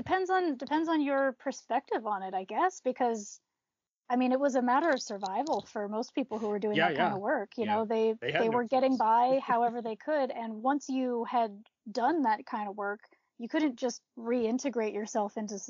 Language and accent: English; East Coast, United States; now in Montana, United States; I was born in Montana. I was raised on the East Coast, and now I've moved back to Montana, where I've been living for the past 6 years.